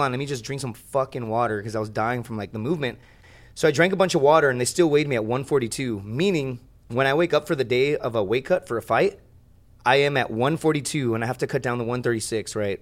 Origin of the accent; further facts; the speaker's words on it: Laredo, Texas, United States; It's my hometown